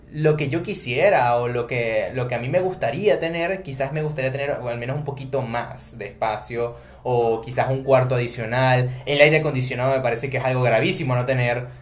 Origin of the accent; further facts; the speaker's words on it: Venezuela; moved away as an adult; now in Buenos Aires, Argentina; vengo de Venezuela